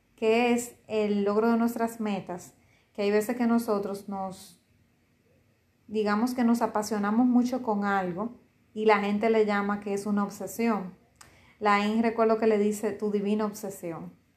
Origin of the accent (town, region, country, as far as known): Dominican Republic